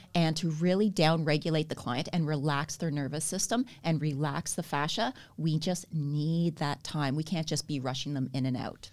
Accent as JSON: {"language": "English", "country": "Canada", "accent": "Canadian", "moved": "as an adult", "lives_now": "Australia", "said": "I moved from Canada, as you can probably tell, I have Canadian accent"}